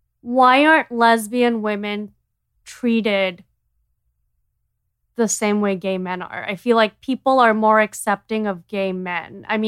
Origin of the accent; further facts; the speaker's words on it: India; as an Indian, you know, we are brainwashed with all these social constructs.